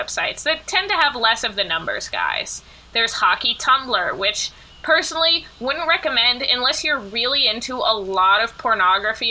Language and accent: English; New York, United States; I'm not from the South. I'm a New Yorker through and through